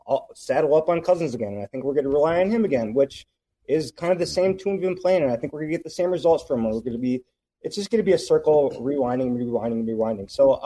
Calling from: Minneapolis, Minnesota, United States

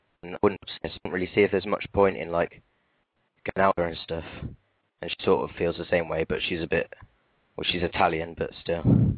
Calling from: Stratford-upon-Avon, West Midlands, United Kingdom; Yeah, yeah. Near Stratford, which is where Shakespeare was born, so yeah.

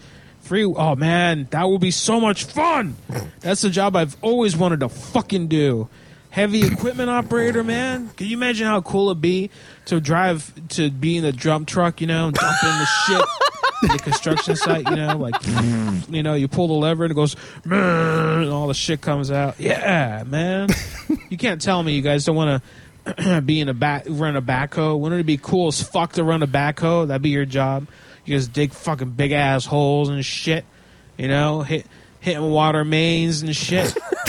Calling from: Pennsylvania, United States; Well, I'm calling from Central PA, you see, but I've got a cell phone.

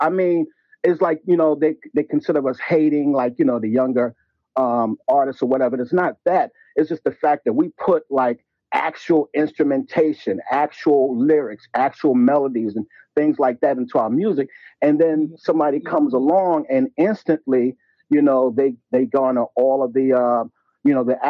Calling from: New York, United States; I'm calling from New York.

